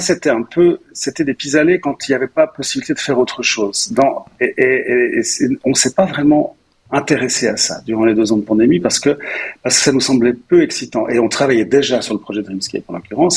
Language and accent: French; Nyon, Vaud, Switzerland; je suis, nyonnais, euh, je suis donc je suis né à Nyon